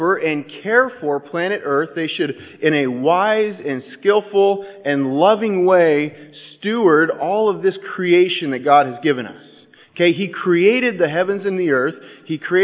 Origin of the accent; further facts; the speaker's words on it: Southern California, United States; I'm from Southern California